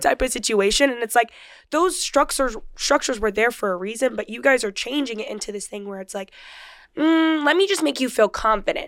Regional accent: Rancho Cucamonga, California, United States; I grew up in Rancho Cucamonga

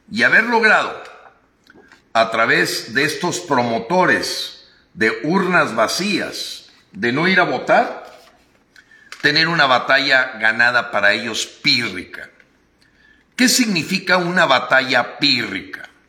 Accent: Mexico; quiero ser muy claro en agradecer como mexicano, como hombre que luchó hombro con hombro con muchísimos mexicanos

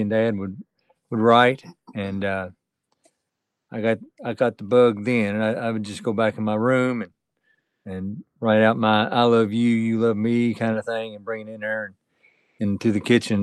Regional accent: Beaver Dam, Kentucky, United States; I'm from Kentucky, by the way. Uh, uh, a place called Beaver Dam

